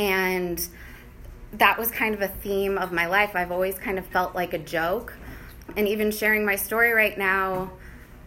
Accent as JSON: {"language": "English", "area": "Bay Area", "region": "California", "country": "United States", "tie": "born or raised there", "moved": "yes", "said": "I grew up in the Bay Area"}